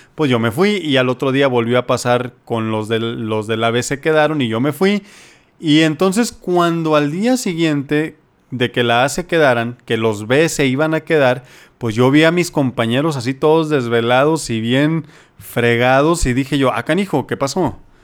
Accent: Culiacán, Sinaloa, Mexico; moved away as an adult; also born or lived in Los Mochis, Sinaloa; now in Jalisco, Mexico; Sinaloa, en Culiacán, de donde yo soy y donde estudié medicina general

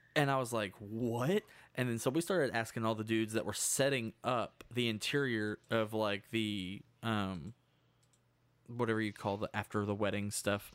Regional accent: Hot Springs, Arkansas, United States; In my hometown, it used to be a neutral zone for gangsters.

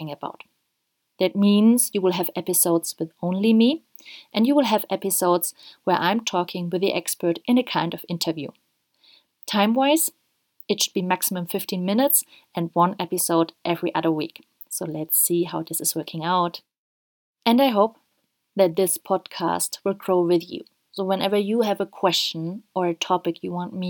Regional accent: Germany; now in Ecuador; I'm originally from Germany and live at this very moment in Ecuador.

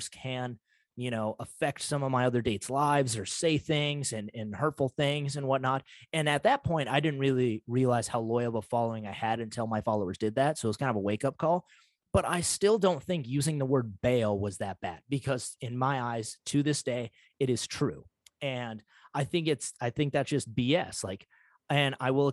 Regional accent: United States; I'm from North Dakota, Montana area

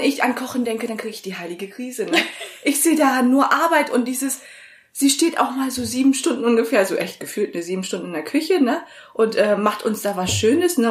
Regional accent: Vechta, Lower Saxony, Germany; also born or lived in Vietnam; ich komme ja ursprünglich aus Fechter

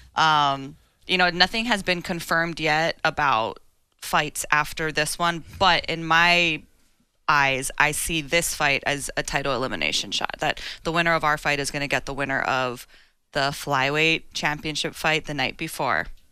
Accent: Hawaii, United States; my hometown.

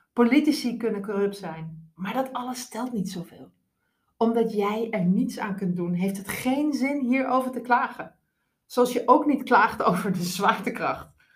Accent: Groningen, Netherlands; moved away as an adult; also born or lived in Moscow / London; now in Arnhem, Netherlands; ik ben een rasechte Groninger

